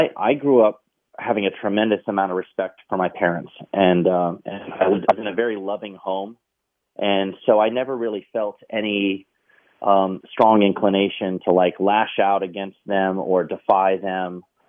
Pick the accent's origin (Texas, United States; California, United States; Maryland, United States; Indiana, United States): Maryland, United States; I do remember I grew up in Maryland. I was in, we lived in Carroll County, Maryland.